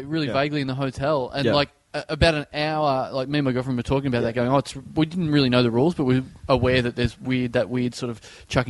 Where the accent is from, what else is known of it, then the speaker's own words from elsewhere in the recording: Australia; I'm Australian.